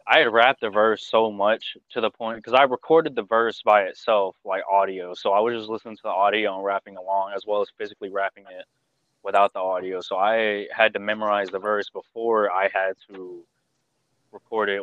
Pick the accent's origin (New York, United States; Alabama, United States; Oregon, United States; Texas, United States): Texas, United States; Houston; accent: southern drawl; I'm from Houston